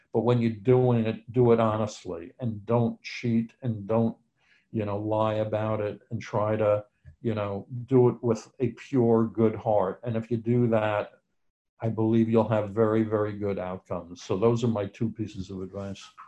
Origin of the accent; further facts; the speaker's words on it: New York, United States; I'm from New York, and that's where I was living at the time